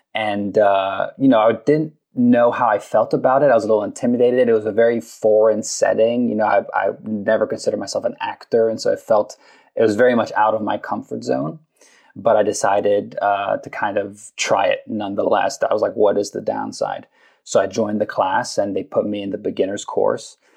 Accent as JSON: {"language": "English", "region": "London", "country": "United Kingdom", "tie": "born or raised there", "moved": "as an adult", "lives_now": "Los Angeles, United States", "said": "I grew up in London. I was there for 18 years"}